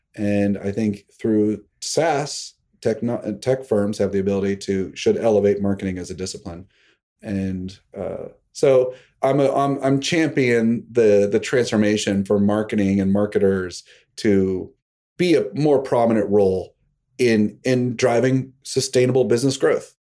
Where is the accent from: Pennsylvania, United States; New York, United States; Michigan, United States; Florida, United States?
Pennsylvania, United States; Pittsburgh; now in Greenwich, Connecticut, United States; I grew up in Pittsburgh